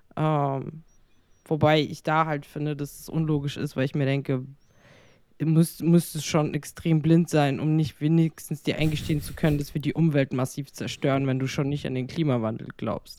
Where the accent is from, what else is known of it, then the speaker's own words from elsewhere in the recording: Frankfurt, Hesse, Germany; moved away as an adult; ich äh, sehe mich dann auch glaube ich, äh, als Hessin. Also, weil ich mein ganzes Leben lang in Frankfurt gewohnt habe, äh, bis auf die letzten drei Jahre.